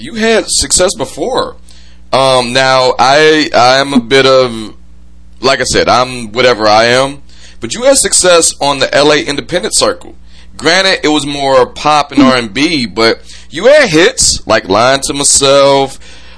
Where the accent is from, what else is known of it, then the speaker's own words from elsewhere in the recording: Detroit, Michigan, United States; out of my family, I'm from Detroit. I am the only one from Detroit